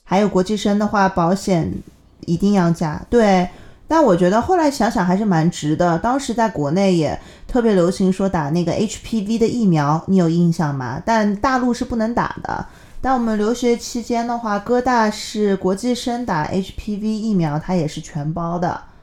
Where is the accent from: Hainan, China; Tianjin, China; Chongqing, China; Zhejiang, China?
Zhejiang, China; 我也是浙江人